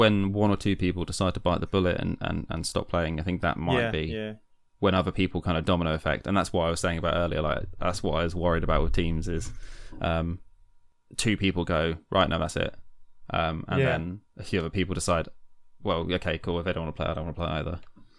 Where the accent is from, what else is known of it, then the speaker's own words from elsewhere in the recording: London, United Kingdom; I came from London to move here because we got married, because Hannah's from here, my wife.